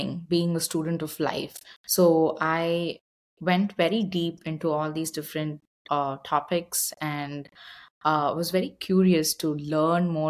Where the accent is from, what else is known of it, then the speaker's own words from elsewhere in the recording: India; moved away as an adult; now in Austin, United States; growing up in India, I was exposed to a lot of yoga, meditation